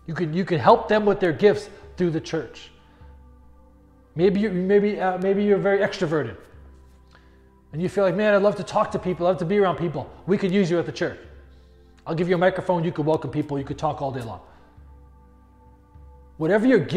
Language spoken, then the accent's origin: English; New England, United States; moved away; But I grew up in New England.